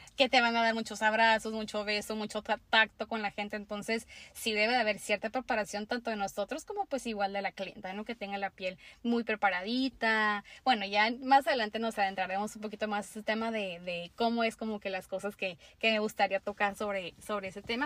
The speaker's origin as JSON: {"language": "Spanish", "town": "Tijuana", "region": "Baja California", "country": "Mexico", "also_born_or_lived": "Mexicali", "said": "yo soy de Tijuana, eh, Baja California."}